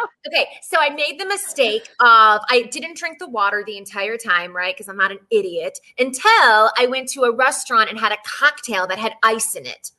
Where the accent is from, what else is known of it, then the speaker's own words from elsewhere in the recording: Texas, United States; I grew up in Texas